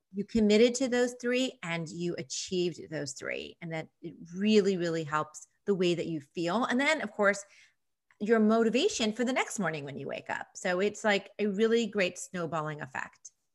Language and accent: English; New York, United States; moved away as an adult; now in Nashville, United States; being an East Coaster, being a New Yorker